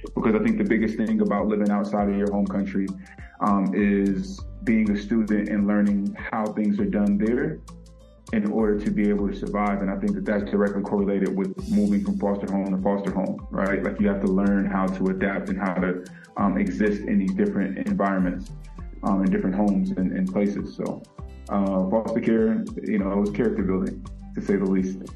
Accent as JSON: {"language": "English", "town": "Vallejo", "region": "California", "country": "United States", "tie": "born or raised there", "also_born_or_lived": "San Francisco, California", "said": "I was born in San Francisco, California, and I grew up primarily in Vallejo, California"}